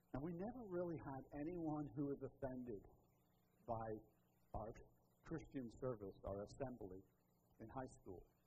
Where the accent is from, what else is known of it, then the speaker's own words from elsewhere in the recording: Liverpool, North West England, United Kingdom; moved away; I tell everybody I'm from Liverpool, but it's just because it's easier, right? That's the, the big city. I was born there. But I mostly grew up on the edge of the metro area.